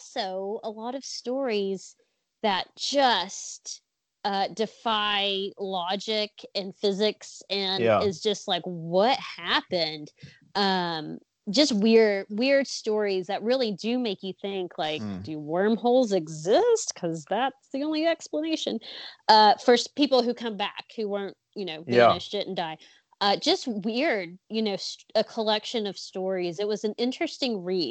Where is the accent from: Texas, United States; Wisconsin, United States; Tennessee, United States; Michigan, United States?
Tennessee, United States; Chattanooga; I grew up in Chattanooga close to the Chickamauga battlefield there down in Georgia.